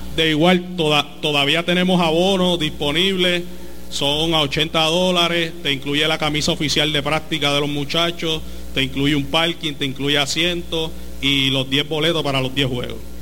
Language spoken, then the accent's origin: Spanish; Ponce, Puerto Rico; poder jugar en mi pueblo